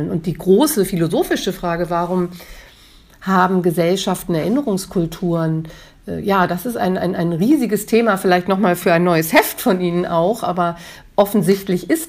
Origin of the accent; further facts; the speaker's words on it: Hamburg, Germany; Hamburg. Äh, wo meine Eltern leben, wo meine Vorfahren auf den äh, Friedhöfen äh, liegen, das ist meine Heimat.